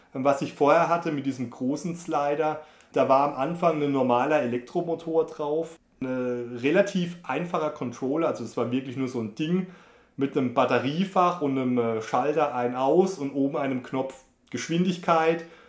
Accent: Germany; bei uns in Deutschland

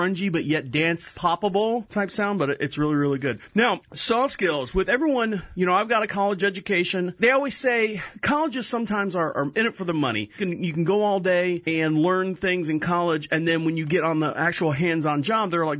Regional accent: Orlando, Florida, United States; I'm born and raised in Orlando, Florida

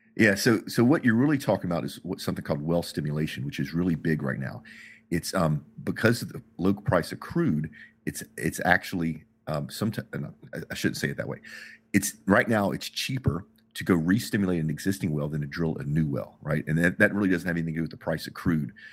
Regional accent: United States; as an American

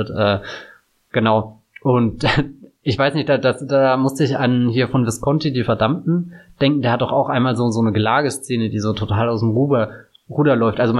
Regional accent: Bavaria, Germany; ich komme ja aus Bayern, also jetzt nicht dem, dem tiefsten Bayern

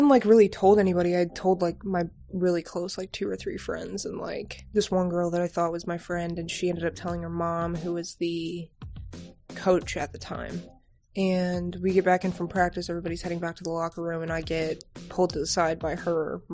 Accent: Avon, Indiana, United States; now in Bloomington, United States; I'm actually from Avon, Indiana

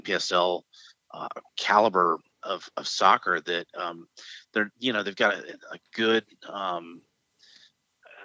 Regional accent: Shreveport, Louisiana, United States; Shreveport where my hometown was

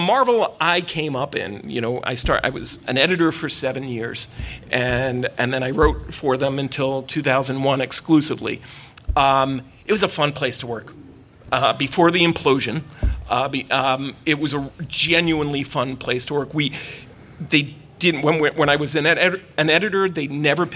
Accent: New York City, New York, United States; You're talking about a native New Yorker. I grew up in Brooklyn

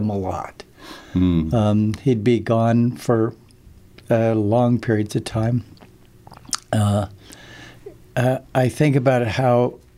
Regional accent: Princeton, New Jersey, United States; I was born in Princeton

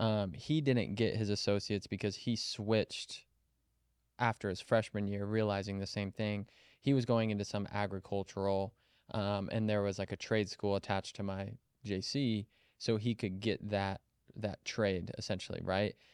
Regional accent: Kansas City, United States; moved away as an adult; also born or lived in Colorado; I grew up in Kansas City

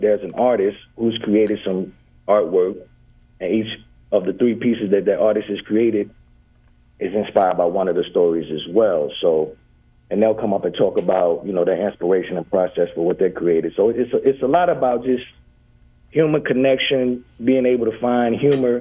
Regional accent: Clarksdale, Mississippi, United States; now in Wylie, United States; I'm originally from Clarksdale, Mississippi.

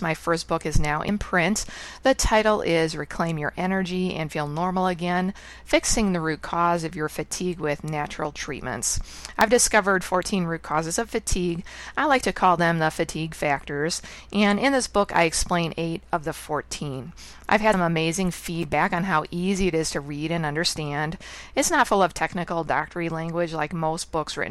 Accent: United States; moved away as an adult; now in Ottawa, Canada; I'm an American living in Canada now for 19 years

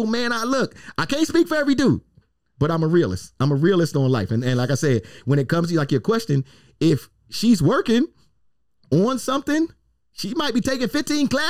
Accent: New York City, New York, United States; now in Tampa, United States; I'm from the Bronx

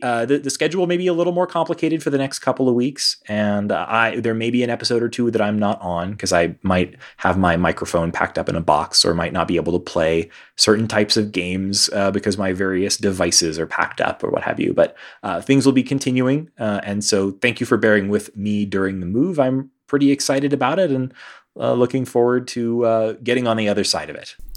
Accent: Houston, Texas, United States; now in Denver, United States; this is sort of a return home for me. I, I'm, you know, from Houston

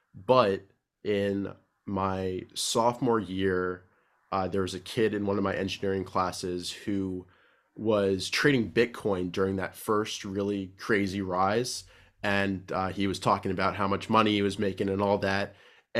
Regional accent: Silver Spring, Maryland, United States; I grew up right near Washington, D.C. in Silver Spring, Maryland.

